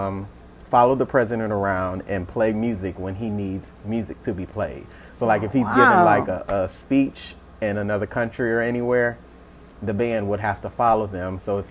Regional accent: Romulus, Michigan, United States; also born or lived in Westland, Michigan; I grew up in Romulus. Yep, born in Westland, raised in Romulus.

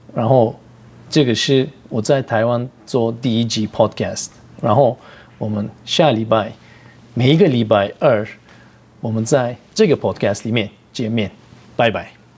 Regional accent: Turkey; Chinese is a second language; moved away as an adult; now in Taiwan; 我是来自土耳其， 然后我就在台湾十年了

